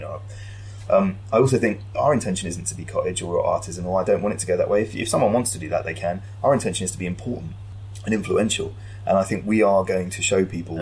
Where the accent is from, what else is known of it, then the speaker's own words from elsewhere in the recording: London, United Kingdom; Wealdstone in Zone 5 in Harrow, shithole.